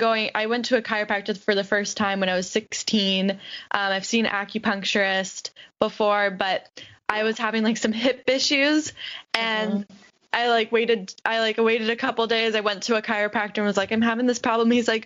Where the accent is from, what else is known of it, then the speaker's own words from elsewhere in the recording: Florida, United States; I was born and raised in Florida.